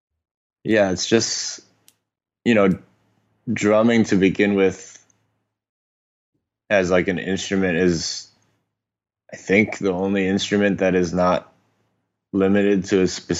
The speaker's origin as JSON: {"language": "English", "country": "Hong Kong", "tie": "born or raised there", "said": "Yeah. So I was born in Hong Kong in 1988, mm-hmm. and it was still a British colony at the time."}